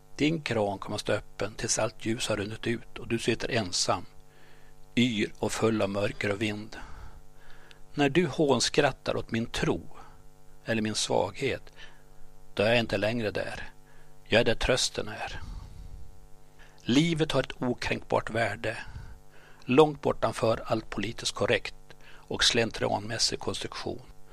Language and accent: Swedish; Gottne, Västernorrland County, Sweden; accent: Gottnemålet (Bondska); also born or lived in Örnsköldsvik; Vi var tre från Gottne, jag, Dan och Alvar. Vi talade Bondska, Gottnemålet